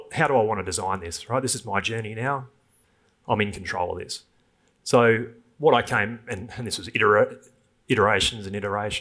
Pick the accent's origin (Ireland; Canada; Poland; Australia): Australia; Thornlie, Western Australia; from Thornley, which is, anyone knows WA, that's probably the worst school, and I single mum, truck driver dad